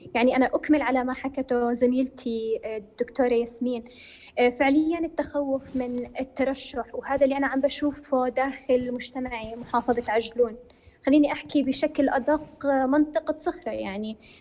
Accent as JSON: {"language": "Arabic", "country": "Jordan", "said": "انا كمواطن اردنيه"}